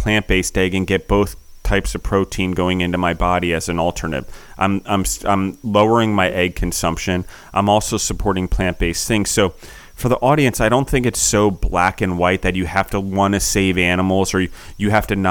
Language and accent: English; United States; as an American